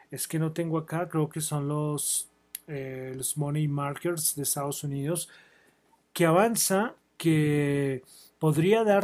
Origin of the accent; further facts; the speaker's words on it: Colombia; Soy de Colombia, no voy a resaltar nada en especial.